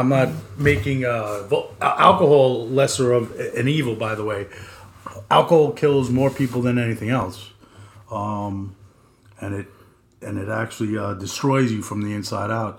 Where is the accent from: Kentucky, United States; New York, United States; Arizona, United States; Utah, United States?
New York, United States; Long Island; We are two jackasses from Long Island